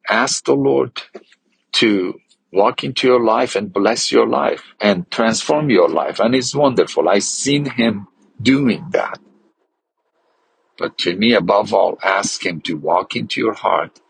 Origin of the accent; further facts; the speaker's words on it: Iran; I grew up in Iran and grew up as a Muslim